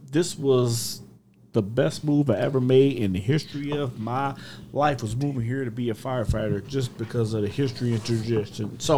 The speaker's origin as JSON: {"language": "English", "town": "Chicago", "region": "Illinois", "country": "United States", "said": "I'm from Chicago."}